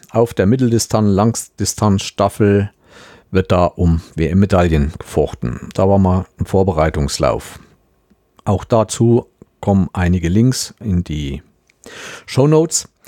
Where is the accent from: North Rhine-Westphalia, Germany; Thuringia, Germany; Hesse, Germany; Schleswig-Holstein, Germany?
Thuringia, Germany; Kein Problem. Und das als Thüringer.